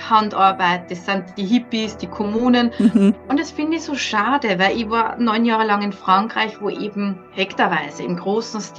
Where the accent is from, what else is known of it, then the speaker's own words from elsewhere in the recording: Upper Austria, Austria; now in Switzerland; ich komme aus Oberösterreich, ziemlich in der Mitte von Österreich.